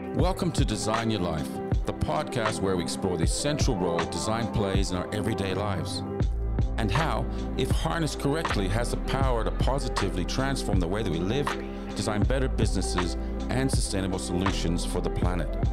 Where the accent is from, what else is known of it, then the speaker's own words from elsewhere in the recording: Canada; moved away as an adult; also born or lived in London; now in Sydney, Australia; I was brought up in Canada